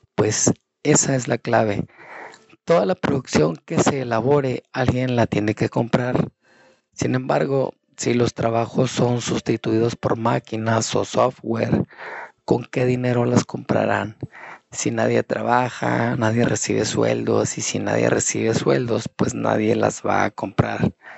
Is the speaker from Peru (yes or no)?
no; Mexico; now in United States; mi país, como en México